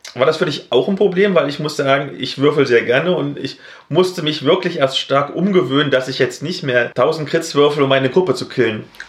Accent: East Germany, Germany; Als Ossi

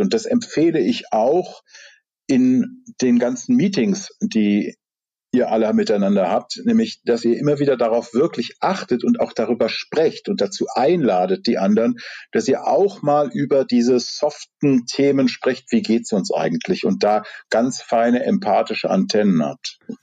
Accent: Rhineland, Germany; ich komme aus dem Rheinland

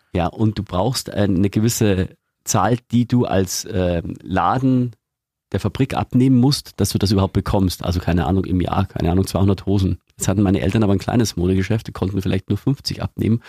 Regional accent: Eggenfelden, Bavaria, Germany; ich komme ja aus Eggenfelden in Niederbayern

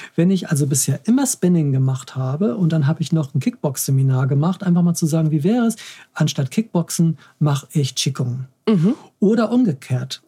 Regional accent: Hamburg, Germany; als Hamburger

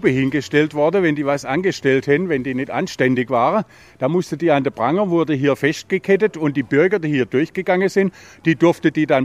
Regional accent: Baden-Württemberg, Germany; Ich bin geborener Schwarzwälder, weil meine Mutter ist geborene Schwarzwälder. Dann bin ich im Schwarzwald aufgewachsen und bin jetzt exakt seit 50 Jahren in Schildach

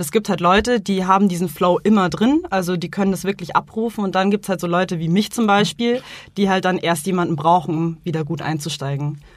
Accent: Munich, Bavaria, Germany; ich bin ja hier groß geworden und ich denke mal, also als gebürtiger Münchner

